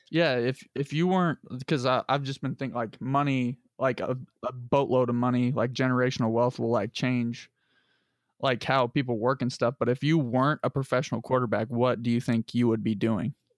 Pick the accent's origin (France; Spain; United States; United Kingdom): United States; Lebanon, Indiana; I'm from Lebanon